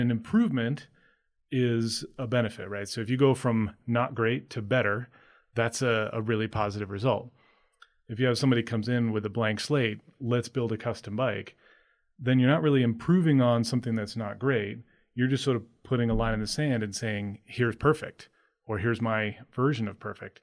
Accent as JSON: {"language": "English", "region": "Maine", "country": "United States", "tie": "born or raised there", "said": "I grew up in Maine."}